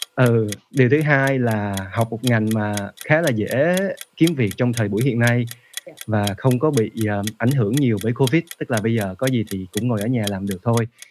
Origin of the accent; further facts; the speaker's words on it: Vietnam; first language Vietnamese; moved away as an adult; trong những lần về Việt Nam thì anh kết kết hợp học với lại những giáo viên Việt Nam